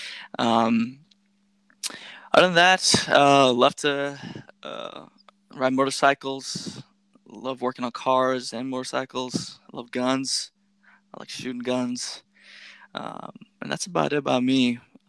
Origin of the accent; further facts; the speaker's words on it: North Carolina, United States; also born or lived in Greece / Turkey / Pakistan; I'm from North Carolina. And, good shout out to the North Kakalaki folks. A little bit about me. I grew up all over the world.